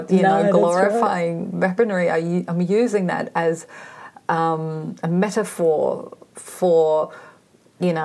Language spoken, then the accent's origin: English; East Germany, Germany; moved away; growing up in East Germany.